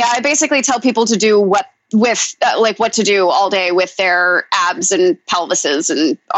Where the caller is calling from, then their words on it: Queens, New York, United States; I am currently sitting in my bedroom in Astoria, Queens, New York.